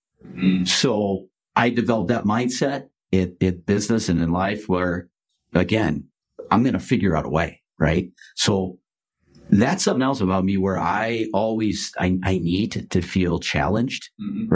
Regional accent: Chicago, Illinois, United States; I grew up during the Michael Jordan era, mm-hmm. right, in Chicago

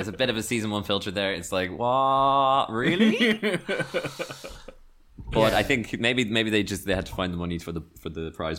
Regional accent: Dublin, Leinster, Ireland; accent: Dublin; now in Australia; Dublin, Dublin, Dublin, Dublin. I'm from Dublin.

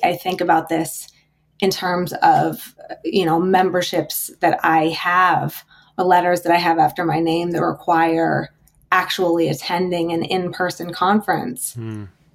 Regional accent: South Dakota, United States; I grew up in South Dakota in the most beautiful, like really, really beautiful part of the country

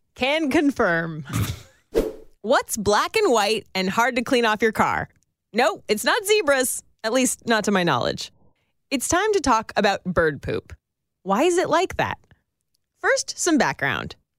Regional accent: Northern California, United States; I grew up in Northern California

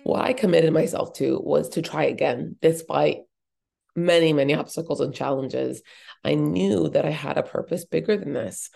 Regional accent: Boulder, Colorado, United States; I was actually born and raised in Boulder, Colorado

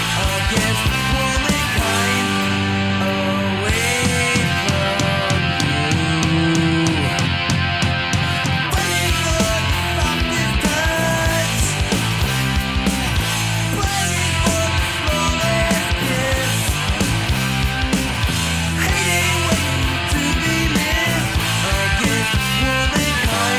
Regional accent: New York, United States; I'm from New York, I'm an East Coast guy

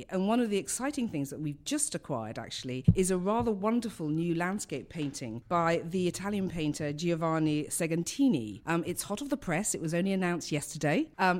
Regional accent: London, United Kingdom; I come from London, as you can tell by my accent.

